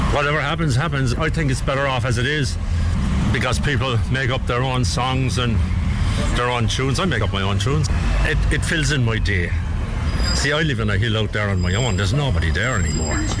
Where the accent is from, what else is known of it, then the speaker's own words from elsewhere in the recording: Cork, Munster, Ireland; moved away as an adult; also born or lived in Australia; I always wanted to come back to Cork to, to do my music